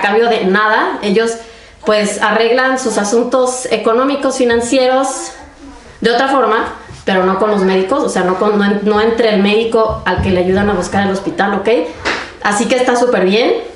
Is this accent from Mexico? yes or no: yes; Mexico; moved away as an adult; now in Germany; soy mexicana y además de aventurarme en el mundo de la medicina, también decidí mudarme a Alemania a hacer mi especialidad médica.